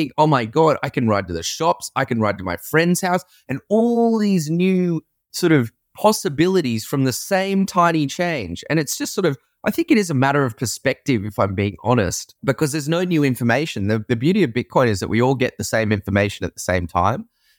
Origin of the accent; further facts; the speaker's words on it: Sydney, New South Wales, Australia; moved away as an adult; also born or lived in San Francisco, United States; I'm from Sydney, Australia, and I used to live and work in San Francisco